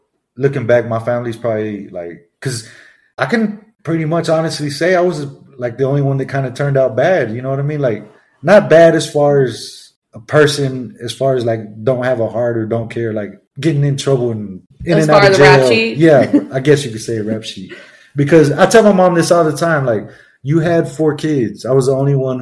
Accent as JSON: {"language": "English", "town": "Grand Prairie", "region": "Texas", "country": "United States", "said": "I'm from Grand Prairie, Texas"}